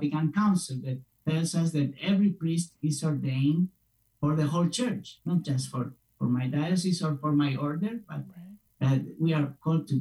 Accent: Spain; moved away as an adult; I'm originally from Spain.

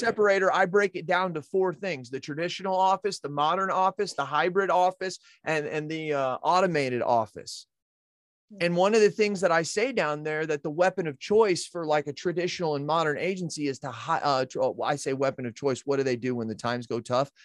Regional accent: United States; I'm an American

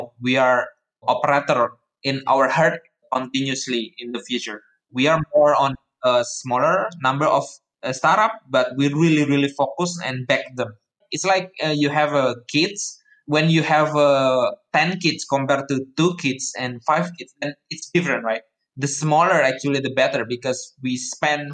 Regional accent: Surakarta, Central Java, Indonesia; moved away as an adult; Solo is my hometown actually. I was born there and then for 18 years, I lived there

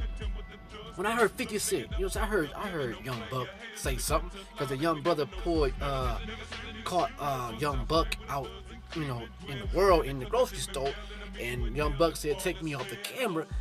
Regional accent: Cleveland, Ohio, United States; I'm not from New York, I'm from the Cleveland area, you know, Ohio

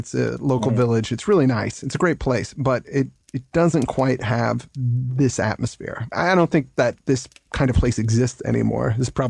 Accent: United States; moved away as an adult; now in England; As an American that's moved over to England

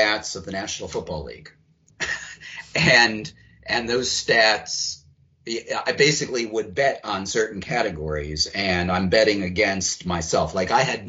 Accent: Philadelphia, Pennsylvania, United States; I grew up in Philadelphia.

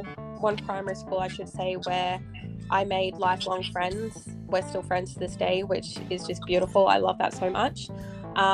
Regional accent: Perth, Western Australia, Australia; born there; also born or lived in Townsville / Newcastle / Brisbane / Sunshine Coast; I was born in Perth, I've lived in Townsville, I've lived in Newcastle, Brisbane, Sunshine Coast.

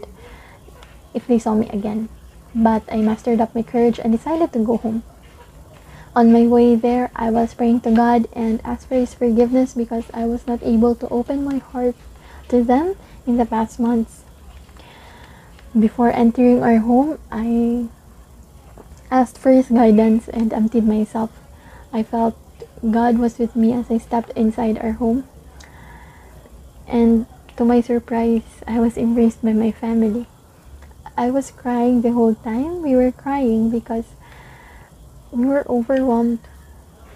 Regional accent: Dumaguete, Negros Oriental, Philippines; moved away; I'm a gen from Dumaguete

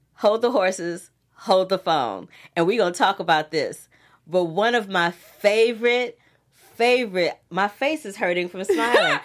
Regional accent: Missouri, United States; I'm not a Missouri boy, but I'm from Missouri

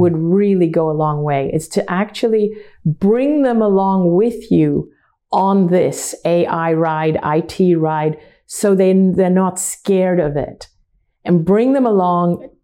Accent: Hong Kong; I grew up in Hong Kong, which is predominantly a Chinese city

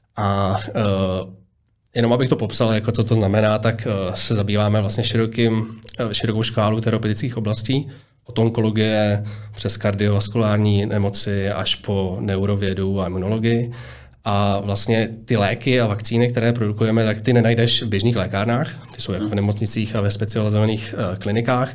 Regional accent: Prague, Czechia; narodil jsem se na Zličíně

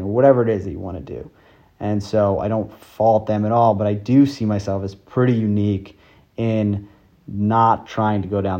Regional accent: New York City, New York, United States; I grew up in New York City

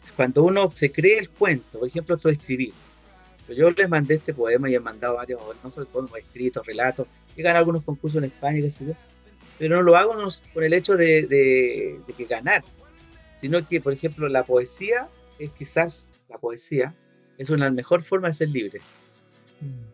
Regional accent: Valparaíso, Chile; En mi país, por ejemplo, en esta región de Valparaíso

